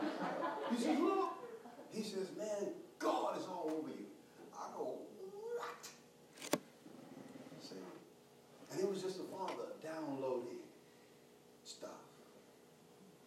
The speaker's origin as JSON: {"language": "English", "town": "Houston", "region": "Texas", "country": "United States", "tie": "born or raised there", "said": "growing up in Third Ward, H-Town, the hood"}